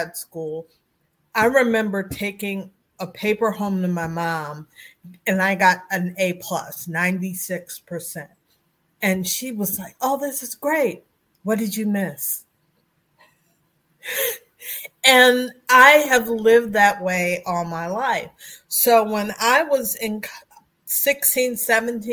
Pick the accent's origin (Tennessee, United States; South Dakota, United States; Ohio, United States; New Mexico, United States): Ohio, United States; Beachwood; from Beechwood, Ohio